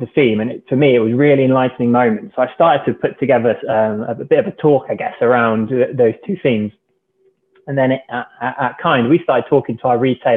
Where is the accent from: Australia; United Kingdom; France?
United Kingdom; Cornwall, South West England; Growing up in Cornwall